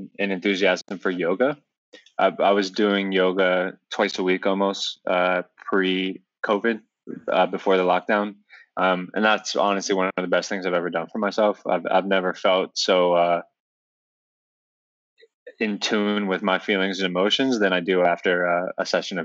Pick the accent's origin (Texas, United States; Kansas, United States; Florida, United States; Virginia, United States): Virginia, United States; Northern; also born or lived in Albuquerque, New Mexico; living in the suburbs of Northern Virginia, where I grew up and raised in Virginia